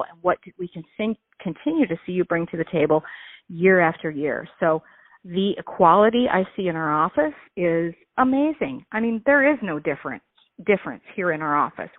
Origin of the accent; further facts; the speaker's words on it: United States; where I grew up here in the Quad Cities. My family is still here